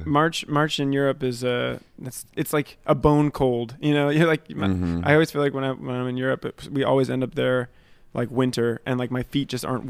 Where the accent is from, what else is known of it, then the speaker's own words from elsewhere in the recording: Berkley, Massachusetts, United States; I grew up in Massachusetts, in like a really small town called Berkeley, and kind of woodsy area.